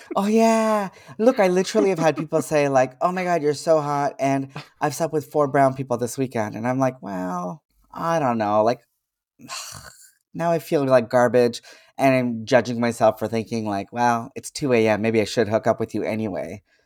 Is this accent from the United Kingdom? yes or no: no; Canada; I was born in Canada, I speak a certain way